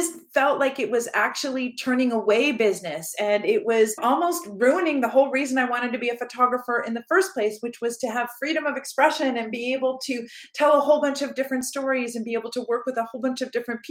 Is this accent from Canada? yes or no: yes; Canada; I am from Canada